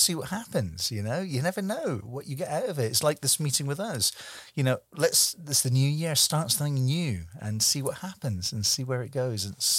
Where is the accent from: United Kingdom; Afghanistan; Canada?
United Kingdom; Scotland; also born or lived in Germany; he's a fellow Scotsman. I was born in Scotland